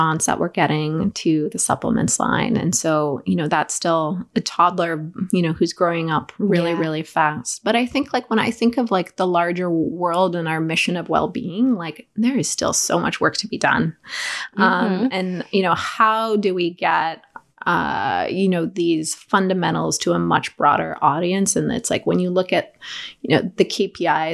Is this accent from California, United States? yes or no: yes; Southern California, United States; I grew up in California, Southern California.